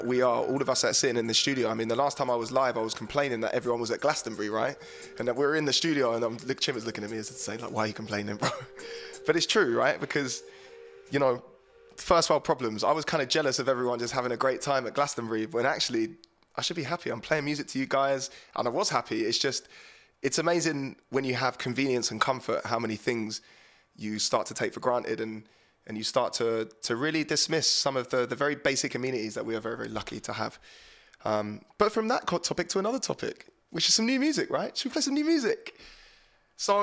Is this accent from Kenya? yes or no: yes; Kenya; moved away; my home country